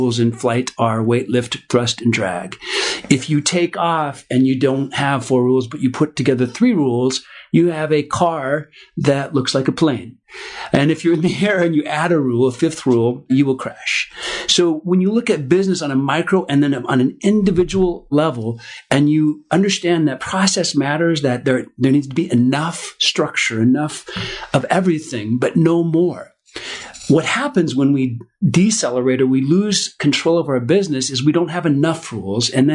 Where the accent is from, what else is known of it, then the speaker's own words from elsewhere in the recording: Minneapolis, Minnesota, United States; I grew up in Minneapolis, Minnesota